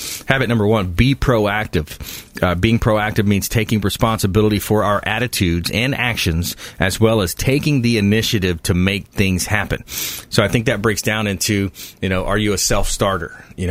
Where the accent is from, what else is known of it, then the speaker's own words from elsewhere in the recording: LaBelle, Florida, United States; also born or lived in Port Charlotte, Florida; I'm from South Florida, a small town called LaBelle, east of Fort Myers. Grew up in Port Charlotte, or born in Port Charlotte, grew up in LaBelle.